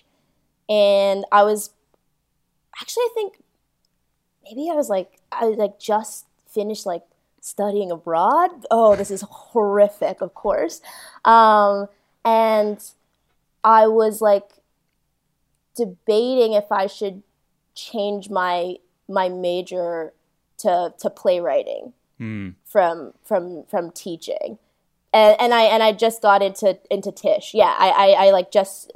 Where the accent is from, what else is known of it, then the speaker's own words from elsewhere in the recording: Boston, Massachusetts, United States; I'm from Boston, and my parents are immigrants, but a lot of the people in our neighborhood are